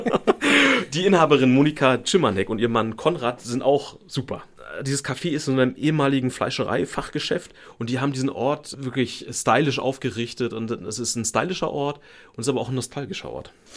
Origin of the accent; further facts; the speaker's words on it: Germany; für uns in Deutschland